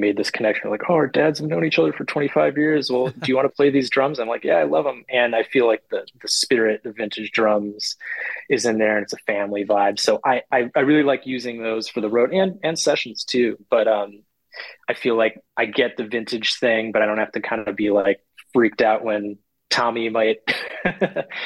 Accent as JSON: {"language": "English", "town": "Madison", "region": "Wisconsin", "country": "United States", "tie": "born or raised there", "moved": "yes", "lives_now": "Brooklyn, United States", "said": "I grew up in Madison, Wisconsin. I was born there and I grew up there"}